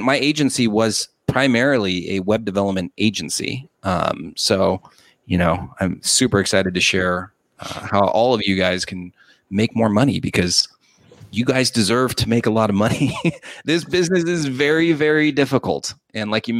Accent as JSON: {"language": "English", "town": "Los Angeles", "region": "California", "country": "United States", "tie": "born or raised there", "also_born_or_lived": "San Diego", "said": "I'm originally from Los Angeles."}